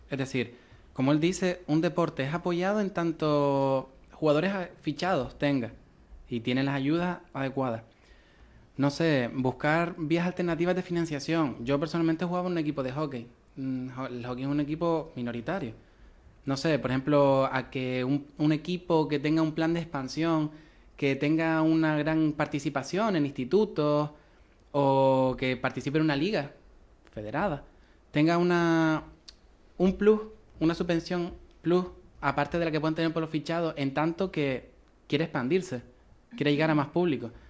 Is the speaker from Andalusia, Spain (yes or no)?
no; Arucas, Canary Islands, Spain; yo que soy de Cardones, barrios más cercanos a Las Palmas